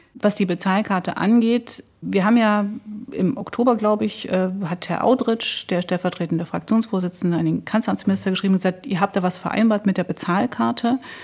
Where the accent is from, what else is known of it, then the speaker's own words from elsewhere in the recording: East Germany, Germany; als Ostdeutsche und als Osteuropäer